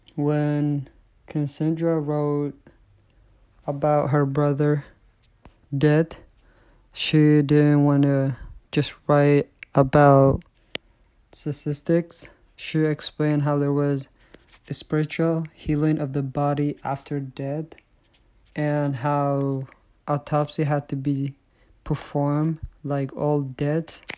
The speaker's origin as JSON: {"language": "English", "country": "Eritrea", "tie": "born or raised there", "moved": "yes", "said": "I was born in Eritrea"}